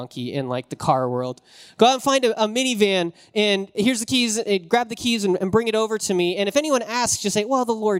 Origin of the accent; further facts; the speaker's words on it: Wyoming, United States; I was raised in Wyoming, and there's always snow.